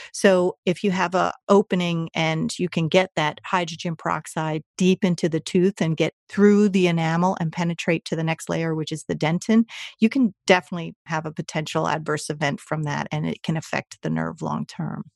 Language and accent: English; New Jersey, United States; I grew up in New Jersey, second generation American